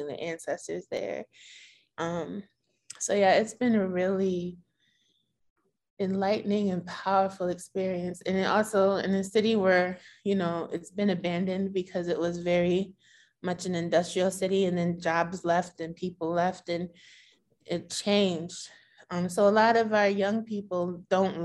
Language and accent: English; Bridgeport, Connecticut, United States; also born or lived in California / Norwalk / Boston; I was born in Bridgeport. We lived in California for like 4 or 5 years. And we moved back to be closer to the larger part of my family.